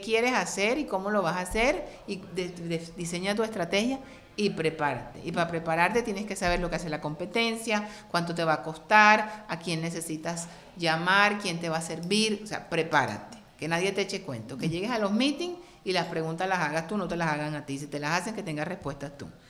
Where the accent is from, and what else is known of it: Cartagena, Bolívar, Colombia; first language Spanish; now in United States